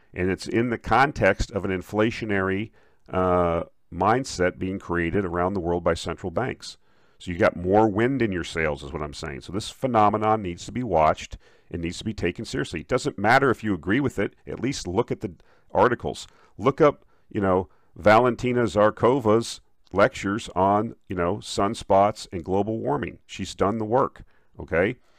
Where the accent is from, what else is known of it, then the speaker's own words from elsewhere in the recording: Minnesota, United States; now in Texas, United States; I'm from Minnesota, uh, I live in Texas, obviously, now